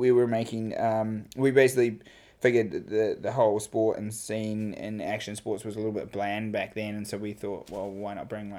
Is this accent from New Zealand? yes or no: yes; Picton, Marlborough, New Zealand; also born or lived in United States; I grew up in Picton, top of the South Island